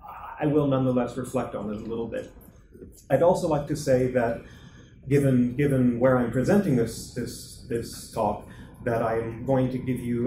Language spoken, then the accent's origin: English; Saudi Arabia; moved away as an adult; now in Washington, D.C., United States; I was born and raised in Saudi Arabia myself, so it's a topic of particular personal interest to me as well. In Washington, D.C., where I have lived and worked for the last 20 years